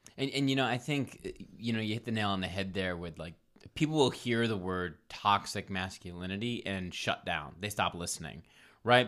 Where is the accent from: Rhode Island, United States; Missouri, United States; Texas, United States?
Rhode Island, United States; Providence; moved away as an adult; also born or lived in Ohio / Colorado / Omaha / California; now in Los Angeles, United States; I'm from Providence, Rhode Island